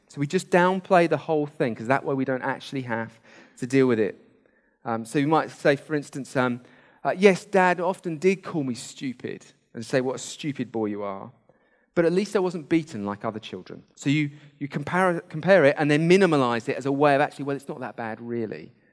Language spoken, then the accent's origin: English; United Kingdom; we're British